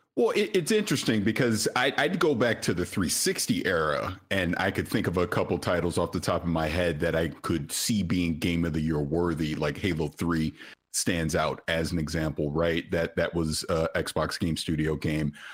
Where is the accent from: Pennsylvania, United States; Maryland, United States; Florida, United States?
Florida, United States; St. Petersburg; I'm from Saint Petersburg, Florida